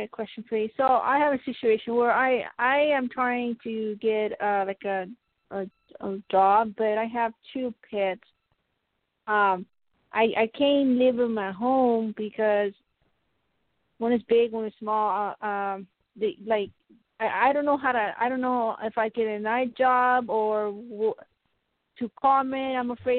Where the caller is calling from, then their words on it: Colorado, United States; Oh, thank you very much for taking my call, Melissa, and Colorado.